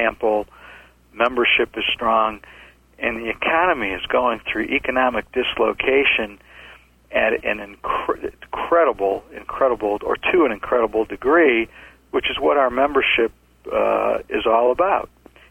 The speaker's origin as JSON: {"language": "English", "town": "Cleveland", "region": "Ohio", "country": "United States", "tie": "born or raised there", "also_born_or_lived": "Chicago, Illinois", "moved": "yes", "lives_now": "Atlanta, United States", "said": "Born in Chicago, grew up in Cleveland, Ohio, came to Atlanta in 1974"}